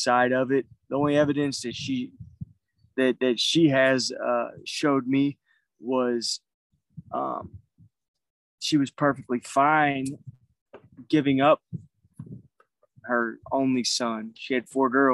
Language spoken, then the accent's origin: English; St. Louis, Missouri, United States; moved away as an adult; I'm originally from St. Louis, Missouri